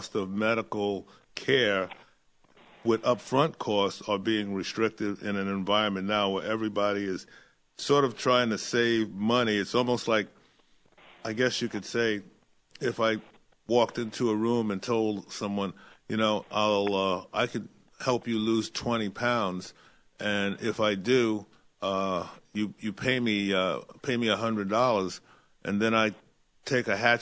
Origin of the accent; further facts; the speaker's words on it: New York City, New York, United States; I grew up in Brooklyn